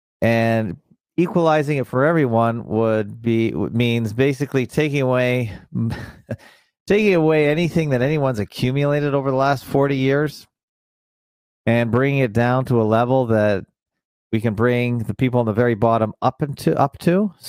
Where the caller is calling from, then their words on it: Toronto, Ontario, Canada; I come to you from the North Shores of Lake Ontario. Toronto, Ontario, Canada, the media capital of Canada